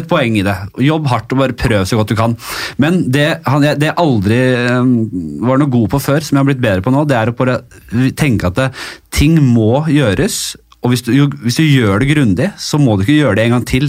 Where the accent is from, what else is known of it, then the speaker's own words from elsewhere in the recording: Oslo, Norway; Jeg er litt fra Bekkelaget Ekeberg her